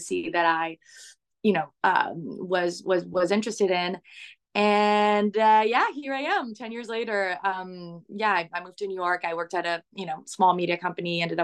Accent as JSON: {"language": "English", "town": "Montreal", "region": "Quebec", "country": "Canada", "tie": "born or raised there", "said": "I was born in Montreal, in Canada"}